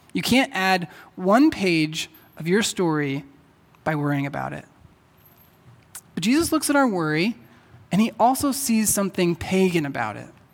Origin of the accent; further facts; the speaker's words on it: Texas, United States; moved away; I'm from Texas, and back there, people say y'all.